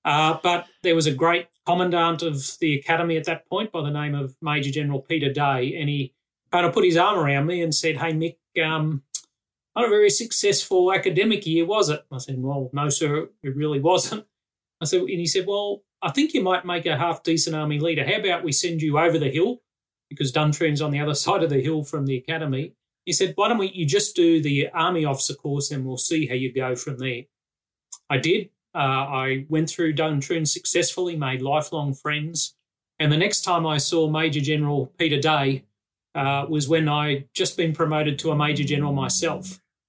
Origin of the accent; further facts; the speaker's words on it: Australia; So I retired officially last Sunday after 35 years, 1 month and 11 days as an Australian soldier.